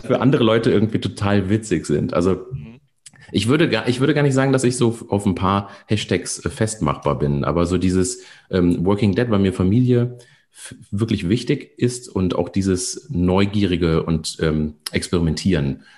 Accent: near Koblenz, Rhineland-Palatinate, Germany; Ich komme aus der Nähe von Koblenz, vom, am Rhein

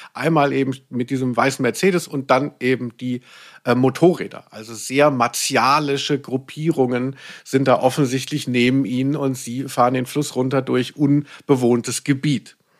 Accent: Central Germany, Germany; Ich komme aus der Mitte von Deutschland

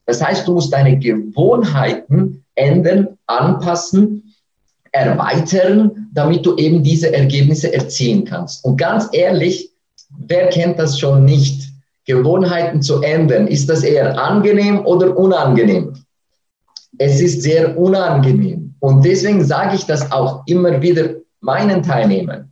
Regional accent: Switzerland; accent: Swiss; mit meinem Schweizer Akzent

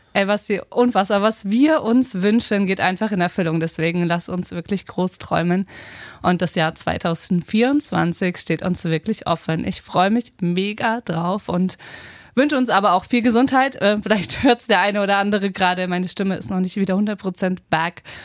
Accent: Potsdam, Brandenburg, Germany; also born or lived in Berlin; ich äh, würde mich als Potsdame bezeichnen

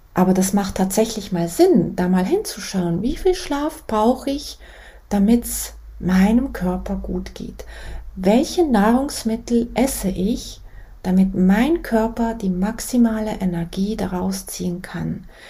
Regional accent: Switzerland; ich bin aus der Schweiz

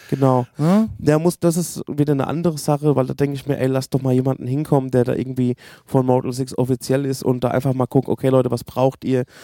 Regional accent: Berlin, Germany; wir kommen aus Berlin, ah, ich habe

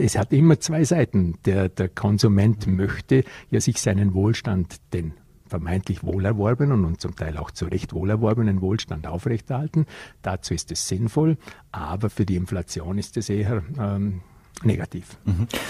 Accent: Vorarlberg, Austria; bei uns im Ländle in Vorarlberg.

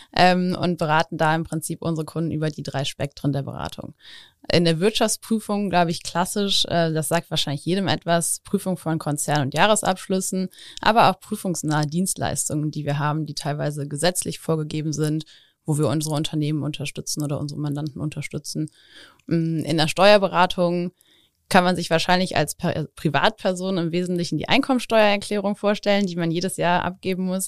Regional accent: Overath, North Rhine-Westphalia, Germany; also born or lived in Engelskirchen; ich bin sogar in Overath aufgewachsen.

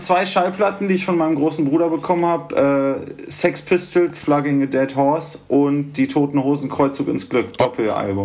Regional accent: Göttingen, Lower Saxony, Germany; now in Berlin, Germany; Wir kommen ja ursprünglich aus Göttingen

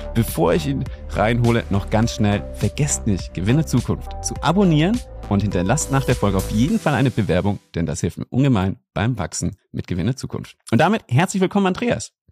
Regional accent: Germany; hier bei uns in Deutschland

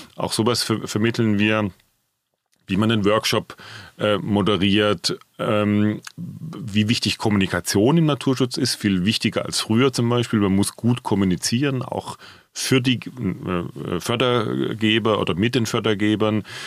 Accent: Swabia, Germany; moved away as an adult; now in Frankfurt, Germany; angefangen habe ich in meiner schwäbischen Heimat

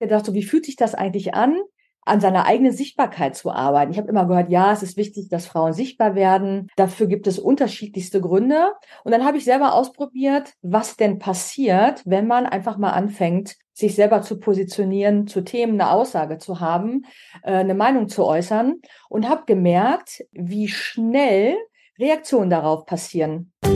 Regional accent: Münster, North Rhine-Westphalia, Germany; moved away as an adult; also born or lived in Munich / Oldenburg / Milan / Perugia; now in Berlin, Germany; Ich bin in Münster geboren und auch groß geworden

